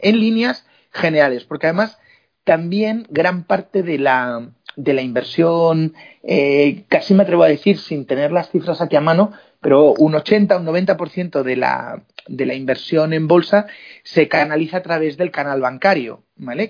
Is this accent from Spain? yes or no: yes; Spain